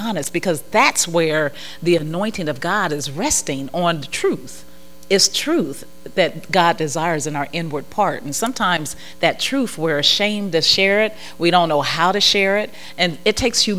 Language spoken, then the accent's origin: English; Ohio, United States; I'm from Ohio, so that's cornfield